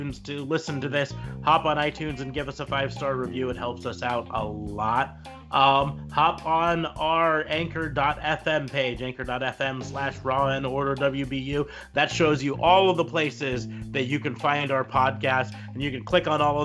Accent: Nebraska, United States

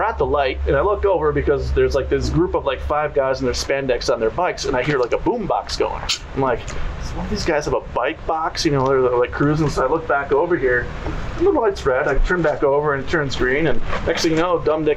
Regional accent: Detroit, Michigan, United States; now in California, United States; I grew up in the Detroit area

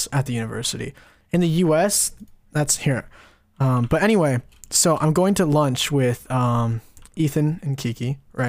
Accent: California, United States; I'm from California

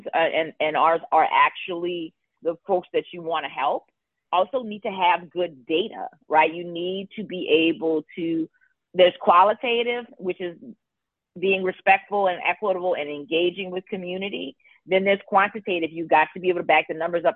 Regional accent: Louisiana, United States; now in New Orleans, United States; we had a community that wasn't New Orleans that was directly impacted. My hometown was part of that as well.

